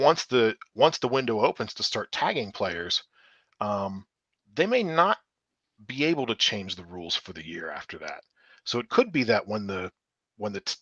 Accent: Pittsburgh, Pennsylvania, United States; I'm born and raised in Pittsburgh. I'm right outside Pittsburgh right now

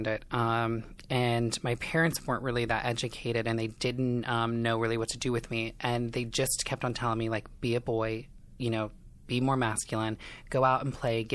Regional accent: Indiana, United States; moved away as an adult; now in Los Angeles, United States; I am from Indiana, small town. I kind of grew up in a trailer park situation

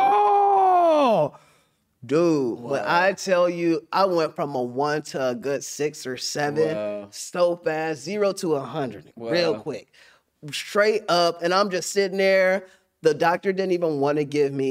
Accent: Middletown, Ohio, United States; I said, I am, too. I'm from Middletown.

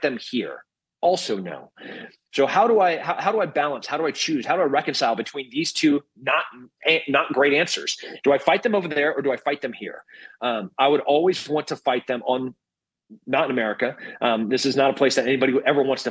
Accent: Texas, United States; as a Texan

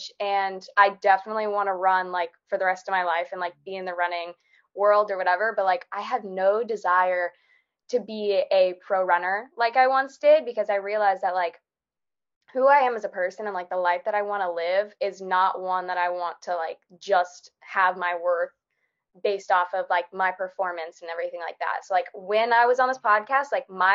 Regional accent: Florida, United States; I am from Florida

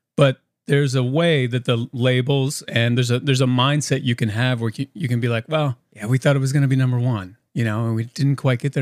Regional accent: Indiana, United States; moved away as an adult; now in Nashville, United States; I grew up in a really musical family in Indiana and the family is all still back in Indiana. I'm the only one down here in Nashville.

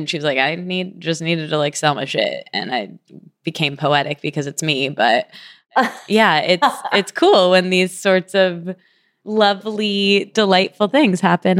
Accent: Michigan, United States; When I came to New York from Michigan, I ended up just taking over this room

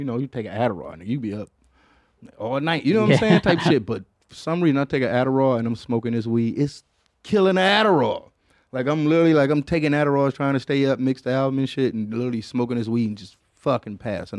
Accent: Detroit, Michigan, United States; I guess because I was coming from Detroit where we had like, you know, it's a lot of like faking houses

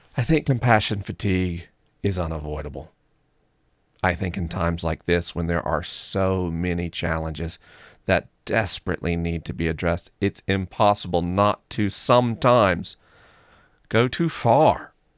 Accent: United States; I'm American

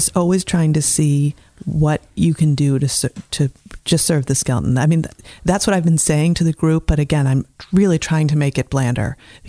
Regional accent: Zionsville, Indiana, United States; Well, I grew up very close to here, actually, a very small town off of 65 by the Stuckies.

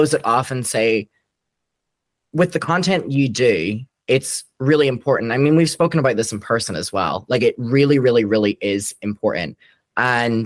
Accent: Derry, Northern Ireland, United Kingdom; now in Brighton, United Kingdom; I'm from Derry in Ireland and I moved to Brighton.

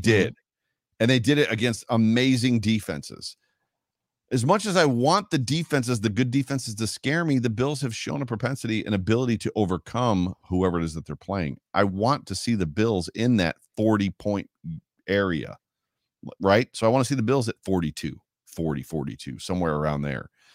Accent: New York, United States; I'm from New York and I talk really fast.

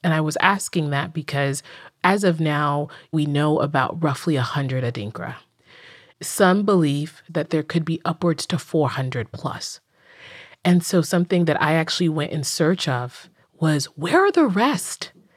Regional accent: Accra, Greater Accra, Ghana; moved away; I'm originally from Ghana, West Africa, in the capital city, Accra, and I spent a lot of my childhood being very, quote unquote, Ghanaian.

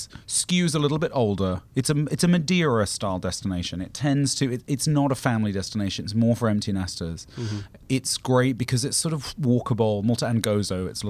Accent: United Kingdom; as a British person

